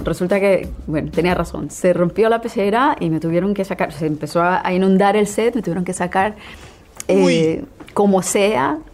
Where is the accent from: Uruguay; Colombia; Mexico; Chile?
Colombia; Colombian Caribbean coast; alguien de mi tierra, de una región eh, de la, de la misma región a la que pertenecemos los dos, es la costa colombiana, el Caribe colombiano